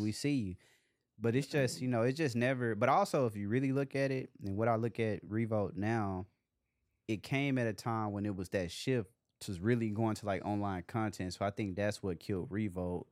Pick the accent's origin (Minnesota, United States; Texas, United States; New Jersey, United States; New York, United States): Texas, United States; Dallas; growing up in Dallas